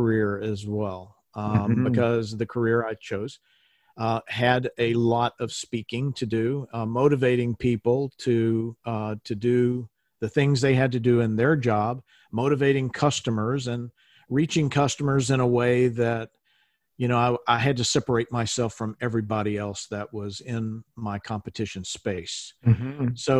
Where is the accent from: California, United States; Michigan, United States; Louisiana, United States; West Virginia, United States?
Louisiana, United States; Shreveport; I was born in Shreveport, Louisiana